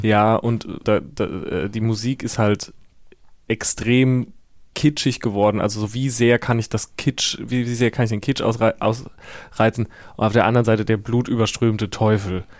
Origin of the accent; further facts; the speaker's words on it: Herxheim, Rhineland-Palatinate, Germany; now in Berlin, Germany; Ich komme aus Herxheim äh, bei Landau in der Pfalz und da ist der Bahnhof äh, seit den frühen 90ern stillgelegt